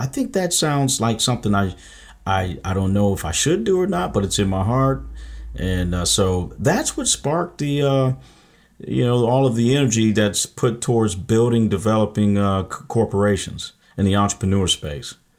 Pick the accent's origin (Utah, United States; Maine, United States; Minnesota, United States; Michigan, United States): Michigan, United States; I'm from Michigan